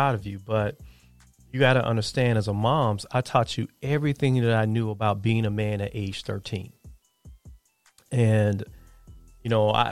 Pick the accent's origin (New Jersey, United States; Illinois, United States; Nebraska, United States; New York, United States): Illinois, United States; Chicago; I grew up on the South Side of Chicago